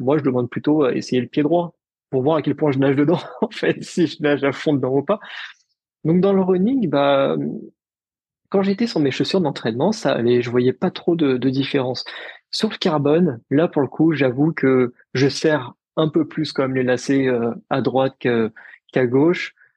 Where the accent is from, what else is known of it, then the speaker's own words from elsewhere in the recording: Paris, Île-de-France, France; also born or lived in Lille; je suis parisien, je suis, je suis né à Paris